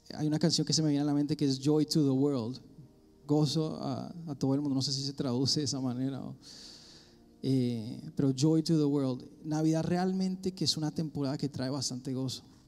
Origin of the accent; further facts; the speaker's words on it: Colombia; moved away; soy colombiano